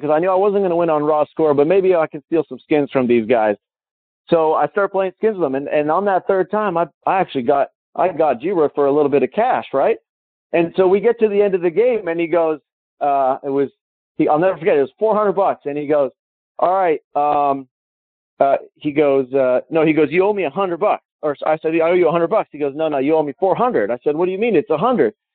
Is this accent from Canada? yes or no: yes; Calgary, Alberta, Canada; my hometown, Calgary